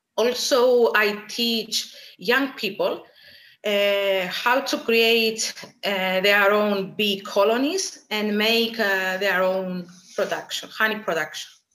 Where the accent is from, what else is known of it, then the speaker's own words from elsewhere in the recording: Nicosia, Cyprus; I was born and raised in Nicosia.